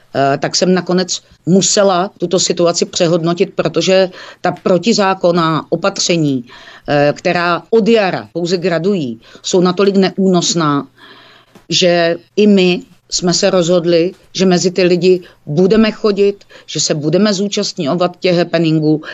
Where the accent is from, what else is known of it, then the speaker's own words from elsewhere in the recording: Olomouc, Olomouc Region, Czechia; Olomouc je mé rodné město a je to můj domov